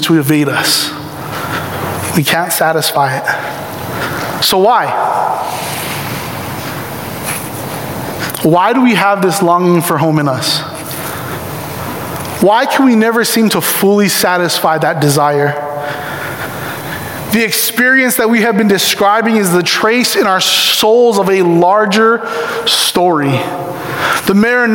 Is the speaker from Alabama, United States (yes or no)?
no; Ewa Beach, Hawaii, United States; moved away; I was born in Ewa Beach, Hawaii.